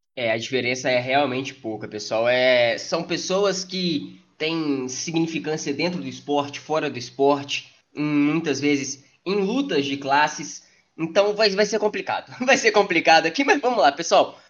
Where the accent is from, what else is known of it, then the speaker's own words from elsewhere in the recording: Brazil; como brasileiro